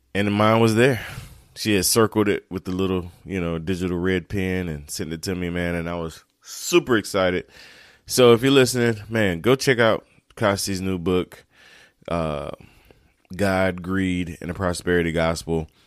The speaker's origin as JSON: {"language": "English", "town": "Turkey", "region": "North Carolina", "country": "United States", "moved": "as an adult", "lives_now": "South Carolina, United States", "said": "I'm originally from North Carolina, east of North Carolina, uh, little town called Turkey."}